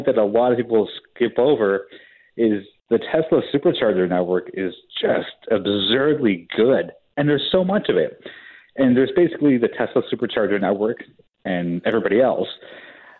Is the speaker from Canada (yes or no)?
yes; Canada